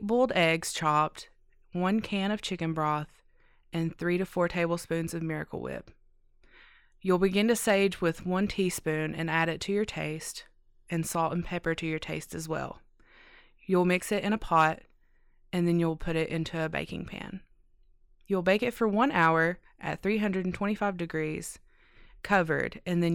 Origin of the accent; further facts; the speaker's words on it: Neon, Kentucky, United States; I'm from Neon, Kentucky